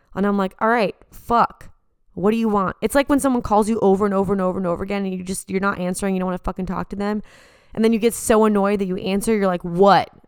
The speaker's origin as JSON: {"language": "English", "town": "San Diego", "region": "California", "country": "United States", "tie": "born or raised there", "moved": "yes", "lives_now": "Los Angeles, United States", "said": "back at my hometown"}